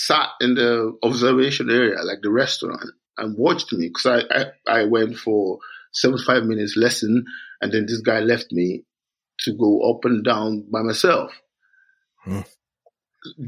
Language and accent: English; Nigeria; moved away as an adult; also born or lived in London / Edinburgh; now in Scotland, United Kingdom; I grew up in Nigeria.